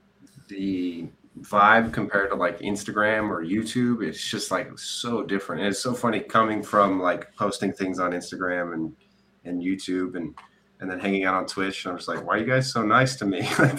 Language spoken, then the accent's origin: English; Danville, California, United States; also born or lived in Walnut Creek / Pleasanton; East Bay, Danville area.